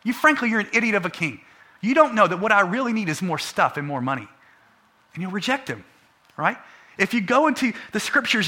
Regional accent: United States; we're American

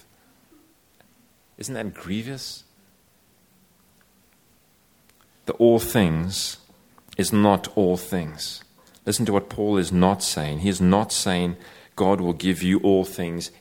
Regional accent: South Africa; I come from South Africa

